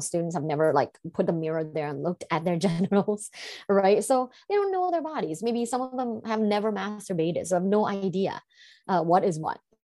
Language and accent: English; Thailand; growing up in Thailand and in a sexually conservative environment